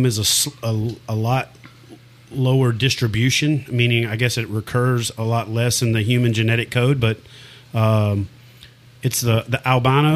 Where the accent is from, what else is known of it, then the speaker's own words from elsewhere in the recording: Ferriday, Louisiana, United States; also born or lived in Jonesville, Louisiana; I'm originally from Faraday, which is where …, …